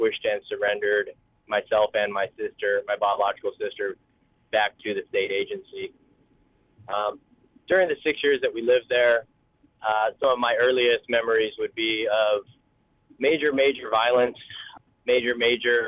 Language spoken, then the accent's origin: English; Oregon, United States; born or raised there; also born or lived in Seoul, South Korea / Detroit, Michigan